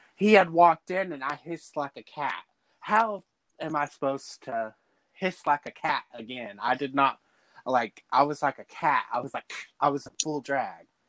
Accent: Dallas, Texas, United States; I'm originally from Dallas. I've been out in the country for 13 years now

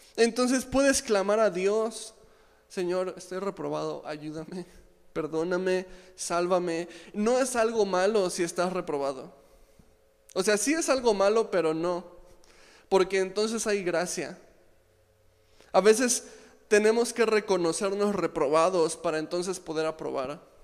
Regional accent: Mexico; aquí en México

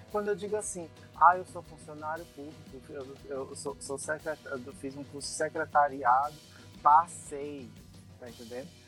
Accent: Brazil; só chegavam perto de mim porque eu sou brasileiro

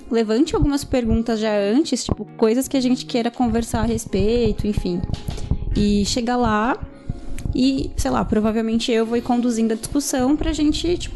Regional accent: São Paulo, Brazil; só eu sou da Zona Norte, o resto é tudo espalhado por São

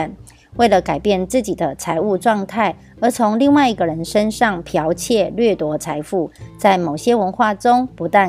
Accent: Miaoli County, Taiwan

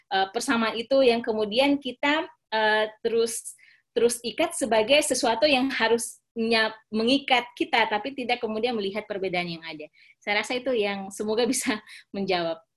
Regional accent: Poso, Central Sulawesi, Indonesia; karena saya lahir dan besar di Kabupaten Poso, isu-isu persamaan uh, kami di Poso itu saling apa namanya ya antar agama itu uh, menikah

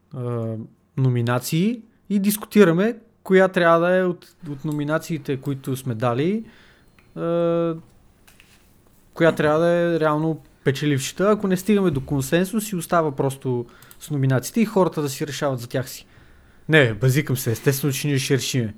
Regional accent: Bulgaria; ние нали, сме българи

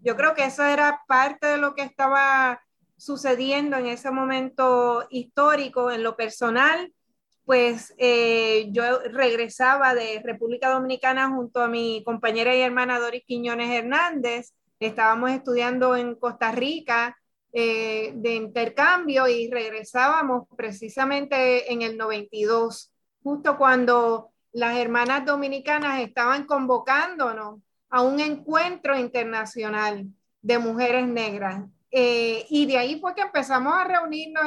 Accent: Puerto Rico; nosotras somos de Puerto Rico, de un país caribeño y afrocaribeño

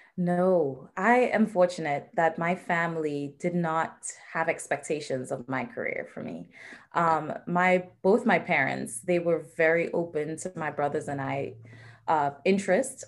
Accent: Trinidad & Tobago; moved away as an adult; now in United States; So I was born and raised in the Twin Island Republic of Trinidad and Tobago

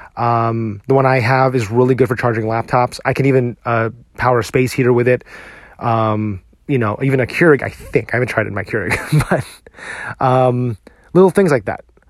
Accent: New Jersey, United States; now in Texas, United States; I grew up in New Jersey, and I drove in this weather all the time

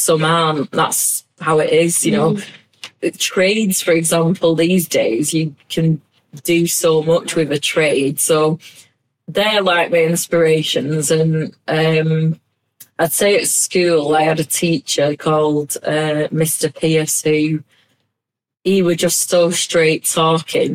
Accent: Bolton, North West England, United Kingdom; accent: Bolton; now I'm proud of my Bolton accent

